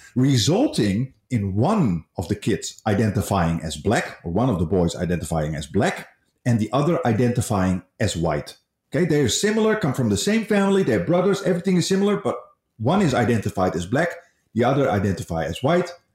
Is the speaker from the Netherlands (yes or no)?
yes; Netherlands; now in Malaysia; I come from the Netherlands